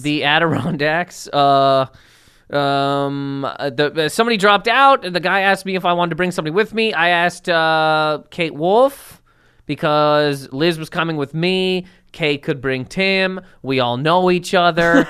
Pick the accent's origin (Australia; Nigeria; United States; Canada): Canada; I'm a Canadian human being